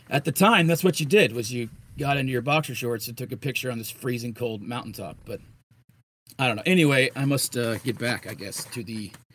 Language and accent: English; Florida, United States; I'm from Florida